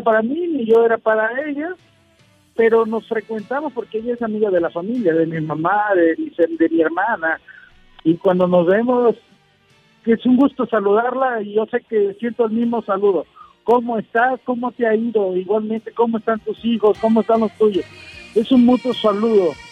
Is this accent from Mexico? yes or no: yes; San Juan de Abajo, Nayarit, Mexico; yo soy nacido de ahí cerca de Puerto Vallarta